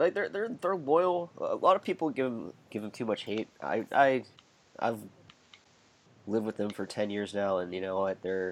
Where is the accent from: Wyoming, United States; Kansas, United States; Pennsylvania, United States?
Pennsylvania, United States; Pittsburgh; I grew up in Pittsburgh.